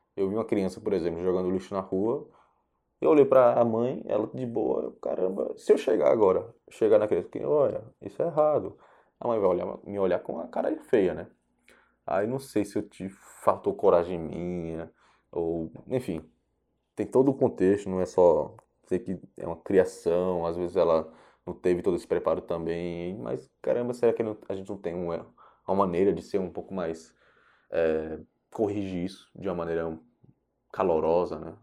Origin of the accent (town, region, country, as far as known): Japan; born or raised there; now in Brazil